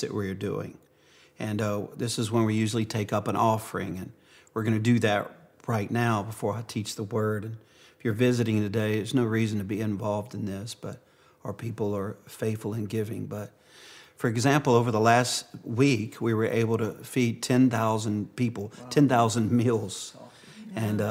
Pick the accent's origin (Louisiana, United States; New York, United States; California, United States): Louisiana, United States; Cajun; being a Cajun